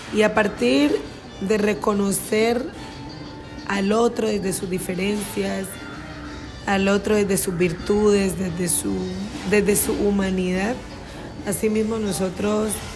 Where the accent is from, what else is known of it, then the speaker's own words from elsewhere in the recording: Timbiquí, Cauca, Colombia; now in Cali, Colombia; yo me crié en Timbiquí